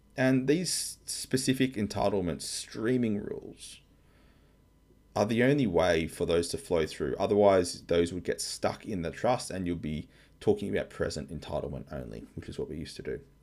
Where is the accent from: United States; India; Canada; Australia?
Australia; I'm an Aussie tax lawyer